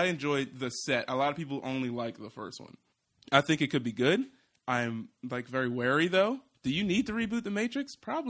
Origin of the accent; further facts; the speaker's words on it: Philadelphia, Pennsylvania, United States; I'm from Philly.